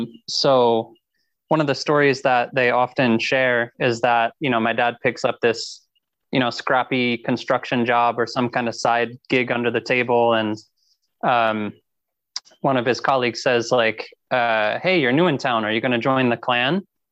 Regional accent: Pennsylvania, United States; So Purple Door is like a heavy music, Christian heavy music festival in my home state of Pennsylvania.

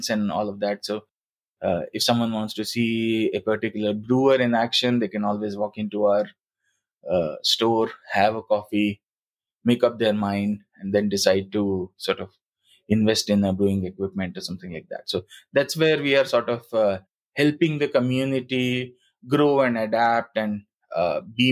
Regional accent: Bhopal, Madhya Pradesh, India; moved away as an adult; also born or lived in Singapore; when I had to come back to my hometown, then we decided, me and my wife, we decided that let's set up our own coffee roastery

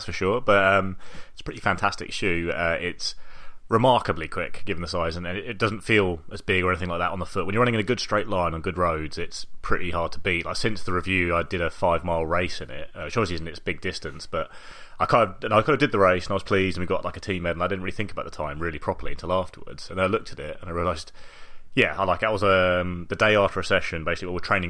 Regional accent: London, United Kingdom; I come from London

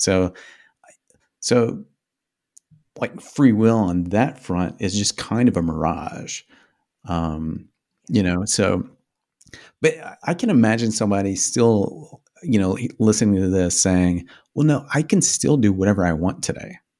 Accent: Midwest, United States; I grew up in the Midwest

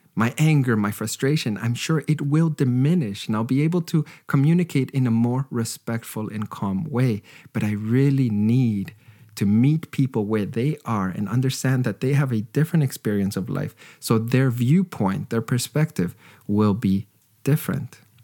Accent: Canada; I was raised in Canada

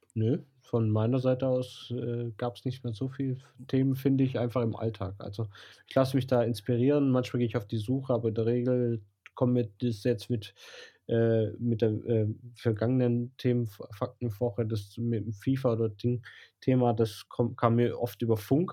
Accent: Blochingen, Baden-Württemberg, Germany; accent: Swabian; Schwäbisch, weil ich bin in Bloching aufgewachsen.

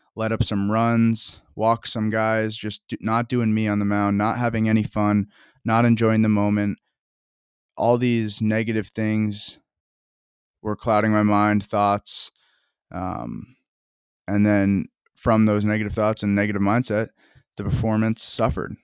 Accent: Vermont, United States; I'm from Vermont, and I love that I, I came from that background

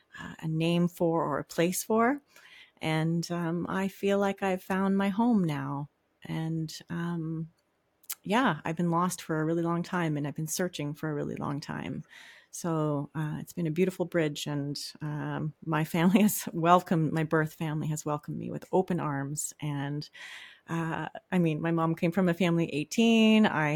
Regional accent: Whitefish River First Nation, Ontario, Canada; also born or lived in Little Current; Yeah, so I'm Ojibwe, and I'm from Whitefish River First Nations, and we're on the north side of Manitoulin Island. And yeah, I was born in a little town called Little Current, but my family is pretty much from around like the whole island.

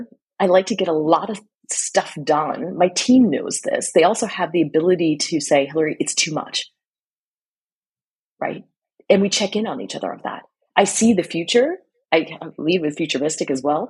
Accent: United States; accent: American; moved away as an adult; I am American. I've been living and working abroad for 18 years

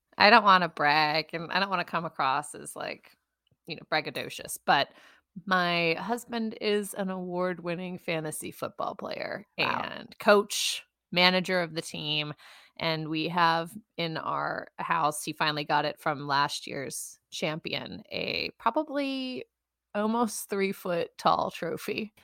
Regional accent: Western New York, United States; being raised in Western New York, my accent all my vowels are messed up

